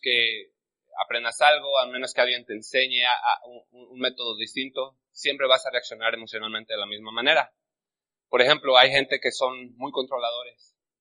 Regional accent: Mexico; now in United States; yo me refiero a México como la tierra de los valientes. Eh, yo creo porque yo nací ahí

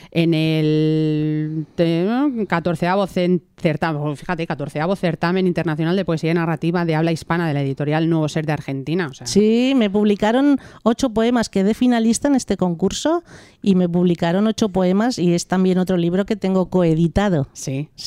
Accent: Barcelona, Catalonia, Spain; somos muchos los que hemos nacido en Cataluña

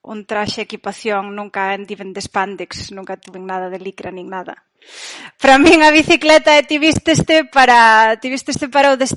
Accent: Brión, Galicia, Spain; moved away as an adult; also born or lived in Santiago de Compostela / Portland / California; now in Amsterdam, Netherlands; Parroquia de Ons, aldea de Ons da Baixo

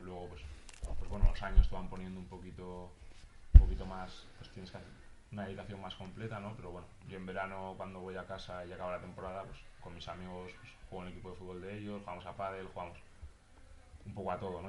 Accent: Huesca, Aragon, Spain; moved away as an adult; also born or lived in Granada / Alicante; yo soy de Huesca y jugaba pues, en el equipo de, mi ciudad

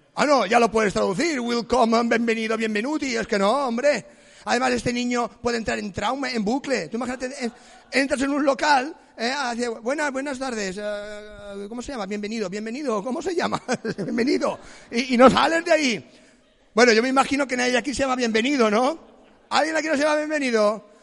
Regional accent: Palma, Balearic Islands, Spain; Yo vengo de Empalma, la ciudad más erótica de Mallorca, Empalma

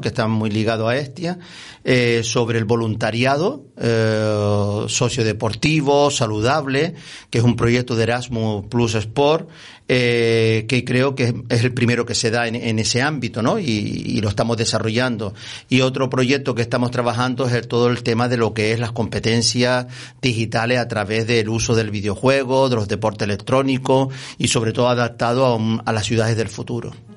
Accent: Las Palmas de Gran Canaria, Canary Islands, Spain; yo vivía, nací en San Roque, mis padres, mis abuelos eran de San Juan, eh, jugaba eh, aquí en estas montañas

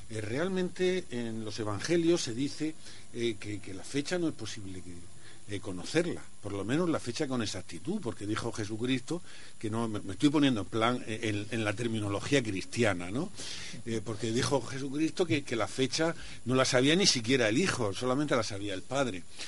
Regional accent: a village near Archena, Region of Murcia, Spain; yo vivía ahí en un pueblecito cercano

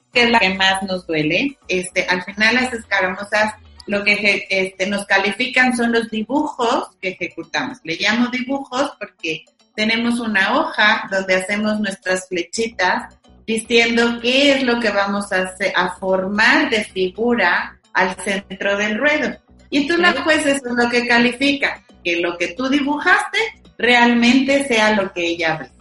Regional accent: Mexico; orgullosos de ser mexicanos

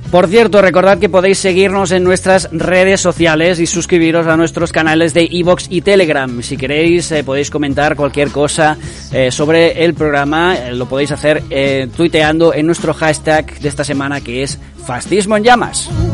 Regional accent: Catalonia, Spain; yo soy catalán de izquierdas, independentista, feminista y del Barça

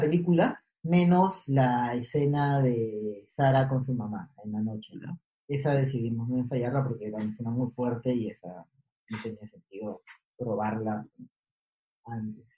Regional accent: Callao, Peru; fui a vivir al, barrio donde crecí, que es en el Callao, por, el aeropuerto. Yo cuando fui a vivir ahí, muy niño

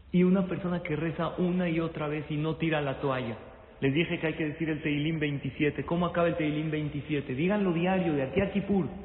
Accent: Mexico; Nosotros somos de México, vine con mi hijo a ponerle el tefilín

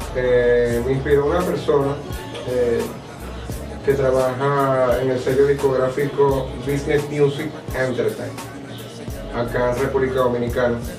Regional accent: La Asunción, Nueva Esparta, Venezuela; also born or lived in Porlamar; Soy de la Asunción y ahí me crié desde niño

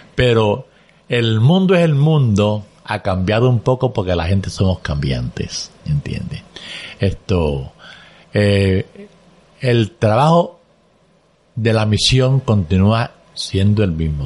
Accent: Caguas, Puerto Rico; also born or lived in Aguas Buenas, Puerto Rico; no habíamos jugado a Caguas. Y allá, pues, de allá salí yo hacia el seminario

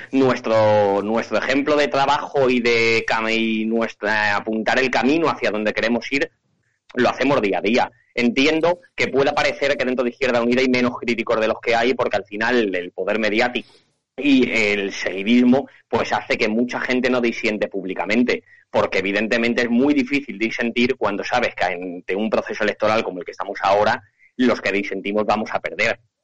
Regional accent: Candelario, Castile and León, Spain; concejal en, mi pueblo, en Candelario

